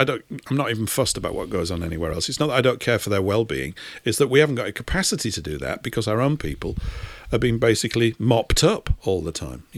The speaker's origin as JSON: {"language": "English", "country": "United Kingdom", "said": "I view myself as a British European because we're all part of the same race, and it's important."}